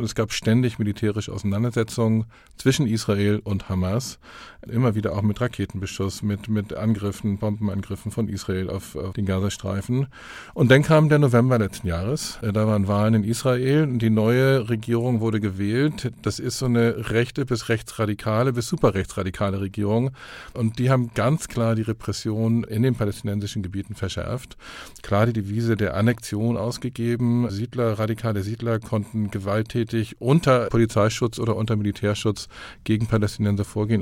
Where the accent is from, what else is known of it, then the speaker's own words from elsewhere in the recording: Hamburg, Germany; In Hamburg, wo ich herkomme